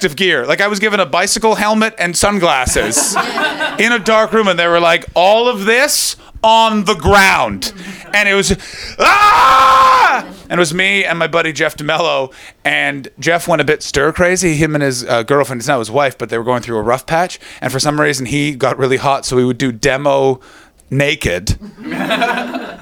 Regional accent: Canada; now in London, United Kingdom; I come from Canada

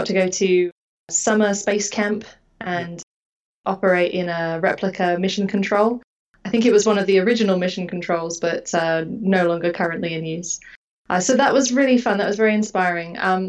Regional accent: Houston, Texas, United States; As for the dark skies, growing up in Houston, no, not really. The Northern Hemisphere sky is quite disappointing. And, you know, living in a humid, cloudy suburb of outskirts of Houston, not really.

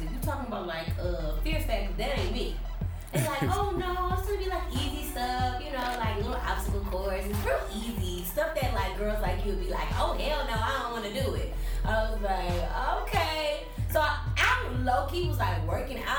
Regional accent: Houston, Texas, United States; I'm from Houston, the north side of Houston. The specific area is called Greens Point

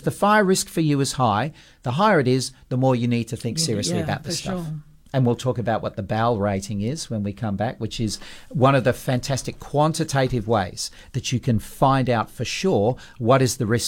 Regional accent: Perth, Western Australia, Australia; when we grew up in Perth

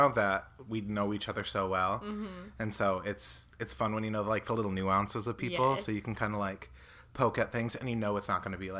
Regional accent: Michigan, United States; moved away as an adult; I'm from Michigan originally

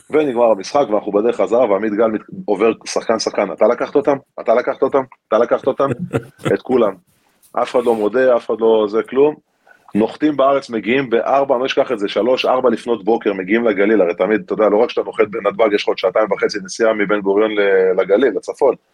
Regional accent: Galilee, Israel; אני לא חושב שיש לזה קשר אה, דווקא ל... אתה יודע, לזה שגדלתי בגליל. גדלתי בסביבה מאוד מאוד תחרותית ומאוד ספורטיבית.

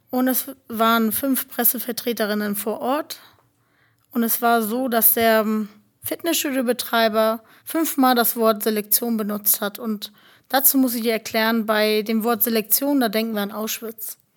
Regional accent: Germany; Und ja, ich bin deutsche Zintetzer, ne? Also wir sind Deutsche.

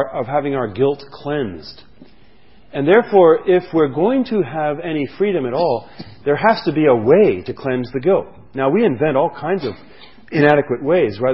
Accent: France; moved away; where I grew up in France

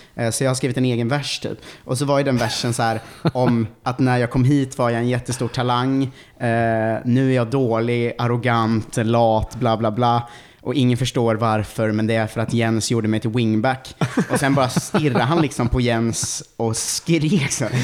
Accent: Ljungsbro, Östergötland, Sweden; jag är från Ljungsbro eh, utanför Linköping

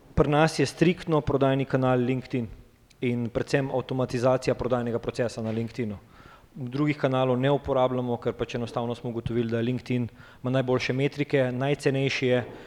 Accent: Ljubljana, Slovenia; prihajam iz Ljubljana

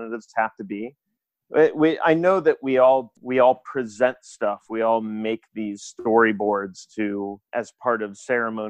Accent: Maryland, United States; Elijah Cummings, who is a representative from my home state

